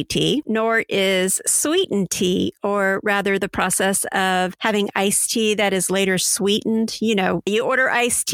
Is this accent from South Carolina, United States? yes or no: yes; North Charleston, South Carolina, United States; also born or lived in Summerville, South Carolina; Debbie and I grew up in North Charleston, and I went to middle and high school in Somerville